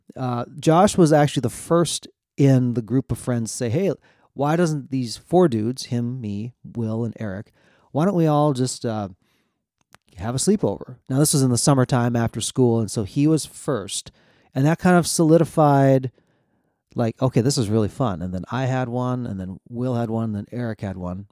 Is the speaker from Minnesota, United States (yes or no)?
yes; central Minnesota, United States; moved away as an adult; also born or lived in South Korea; I was adopted from South Korea. grew up in central Minnesota.